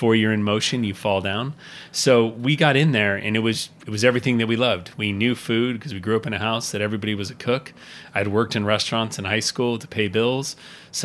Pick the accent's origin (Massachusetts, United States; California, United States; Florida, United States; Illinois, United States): California, United States; Amador County, Sierra foothills; also born or lived in Napa, California / St. Helena, California; first memories are growing up at a winery called Montevigni up in the Sierra foothills. I was born in Napa and Santa Elena, and then we moved up in the 70s to Amador County